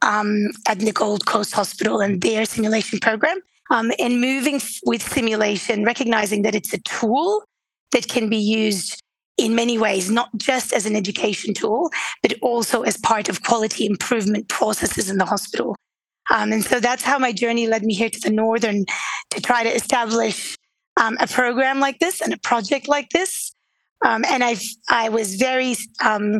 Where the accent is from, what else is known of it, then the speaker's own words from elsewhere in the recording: Beirut, Beirut Governorate, Lebanon; moved away as an adult; now in Australia; I wasn't born in Australia. I was born in Beirut, Lebanon, and I always wanted to be a doctor. And then my journey brought me to Australia to study medicine